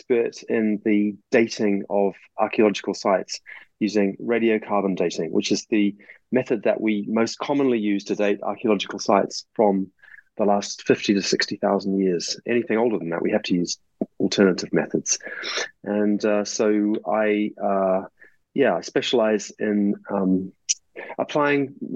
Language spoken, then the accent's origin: English; New Zealand; moved away; my home country of New Zealand